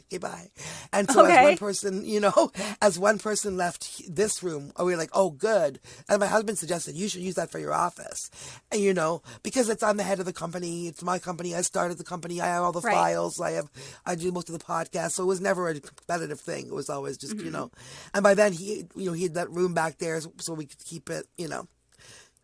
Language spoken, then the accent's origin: English; Ontario, Canada; also born or lived in Toronto; I'm from Ontario